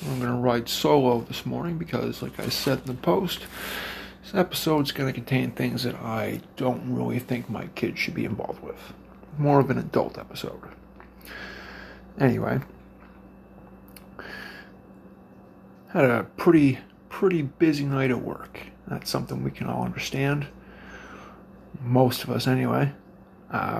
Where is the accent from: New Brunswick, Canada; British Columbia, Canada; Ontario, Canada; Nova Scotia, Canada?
Nova Scotia, Canada; Cape Breton Island; moved away as an adult; now in Brandon, Canada; I'm from the East Coast. Cape Breton Island, to be exact. I flew here about 4 years ago.